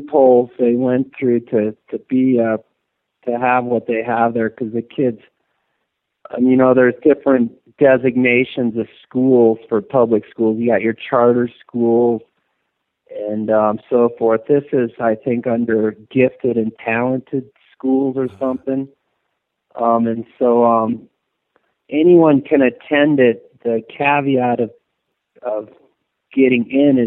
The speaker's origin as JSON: {"language": "English", "town": "Steamboat Springs", "region": "Colorado", "country": "United States", "said": "I'm from Steamboat Springs, Colorado"}